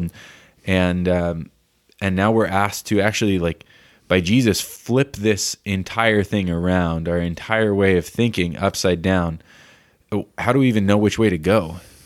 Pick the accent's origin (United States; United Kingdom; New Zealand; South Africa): United States; as an American